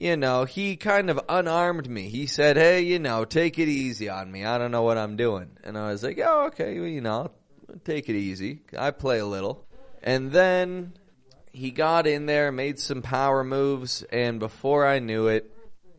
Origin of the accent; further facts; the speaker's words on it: Toronto, Ontario, Canada; now in Monterrey, Mexico; I'm from Toronto, Canada.